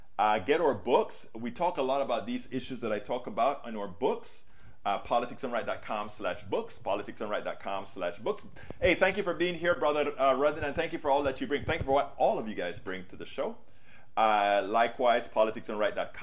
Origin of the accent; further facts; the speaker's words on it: Panama; moved away; I was raised in Panama